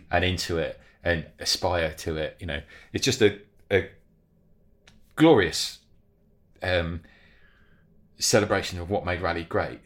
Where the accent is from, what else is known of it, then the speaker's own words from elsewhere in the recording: United Kingdom; us as British cyclists